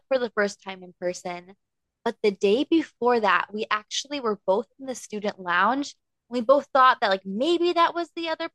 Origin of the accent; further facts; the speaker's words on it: Chicago, Illinois, United States; I'm from the Chicago area